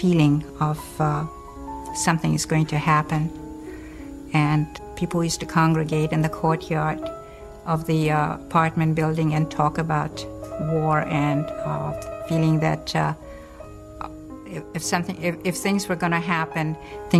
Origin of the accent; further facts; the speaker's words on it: Krakow, Lesser Poland, Poland; moved away; I was born in Krakow, Poland